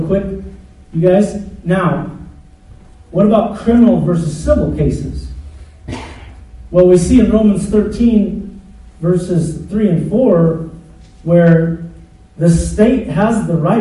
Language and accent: English; United States; I'm American